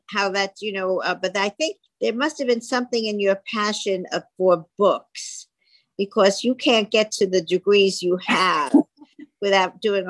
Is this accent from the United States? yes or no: yes; New York City, New York, United States; I know Brooklyn. I was born there very well.